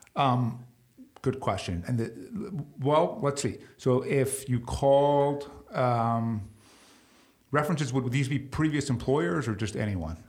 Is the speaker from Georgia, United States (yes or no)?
no; New York, United States; growing up in New York